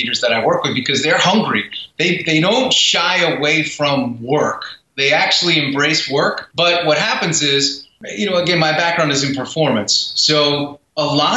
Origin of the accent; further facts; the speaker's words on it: New York, United States; I'm from New York